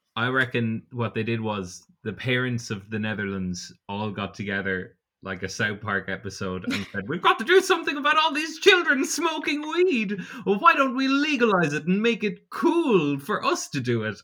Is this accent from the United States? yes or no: no; Portarlington, Ireland; I'm from Port Arlington and it's split down the middle with a river